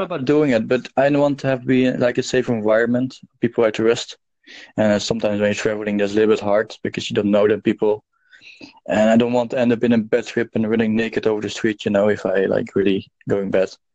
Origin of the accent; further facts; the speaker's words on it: Amsterdam, North Holland, Netherlands; also born or lived in South Africa; I'm Dutch and I'm from Amsterdam